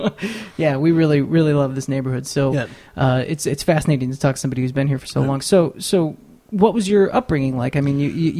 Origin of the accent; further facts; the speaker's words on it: DeKalb, Illinois, United States; also born or lived in Chicago suburbs / Rogers Park, Chicago; now in Chicago, United States; I grew up around DeKalb and then have kind of bounced around Illinois, lived. This is our sixth apartment in 7 years, I think. So we went all over the suburbs.